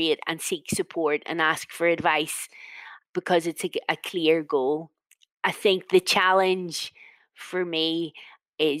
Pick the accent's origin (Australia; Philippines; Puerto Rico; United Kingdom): United Kingdom; Northern Ireland; I'm from a Northern Irish version of a mixed family, mixed marriage.